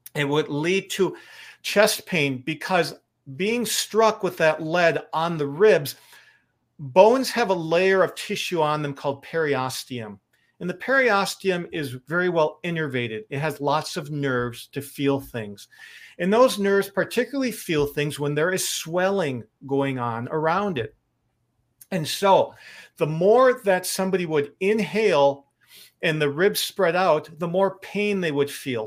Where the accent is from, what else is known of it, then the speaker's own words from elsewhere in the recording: Lake Michigan, Midwest, United States; I grew up near Lake Michigan